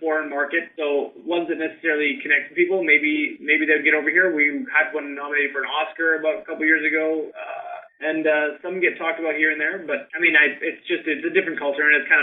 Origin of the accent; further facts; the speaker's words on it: Canada; I'm Canadian